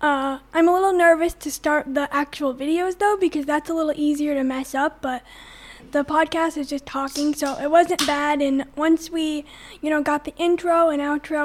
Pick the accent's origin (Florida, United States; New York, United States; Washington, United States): New York, United States; Morrisonville; also born or lived in Champlain, New York; I grew up in Morrisonville, just outside of Plattsburgh. My parents moved there when I was one